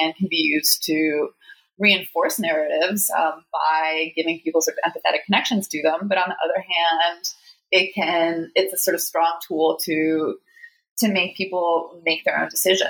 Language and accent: English; Washington, District of Columbia, United States; moved away as an adult; also born or lived in Illinois; I grew up in DC, so I love this city